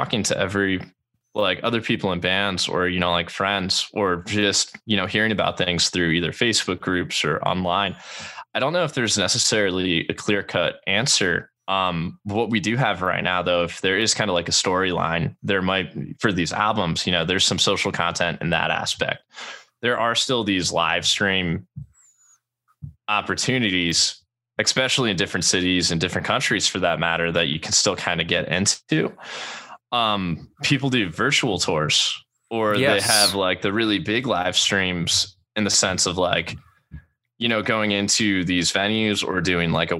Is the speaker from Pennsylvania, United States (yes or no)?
yes; Pennsylvania, United States; moved away; I grew up in Pennsylvania as a kid and then moved here.